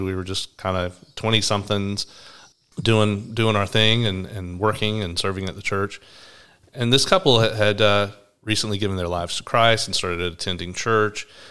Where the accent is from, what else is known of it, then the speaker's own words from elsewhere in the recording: Atlanta, Georgia, United States; now in Brisbane, Australia; I'm from Atlanta, Georgia. You might notice I have a different accent to Braun